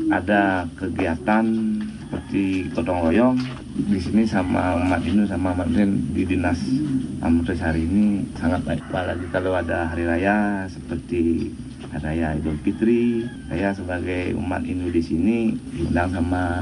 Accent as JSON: {"language": "Indonesian", "town": "Pegayaman", "region": "Bali", "country": "Indonesia", "said": "Dari mana kami ngambil minoritas? Kami orang Bali. cara abad kami sudah hampir 4 abad, 1648."}